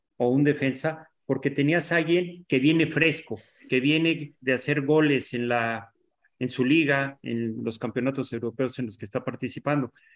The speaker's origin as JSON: {"language": "Spanish", "country": "Mexico", "said": "Como mexicano"}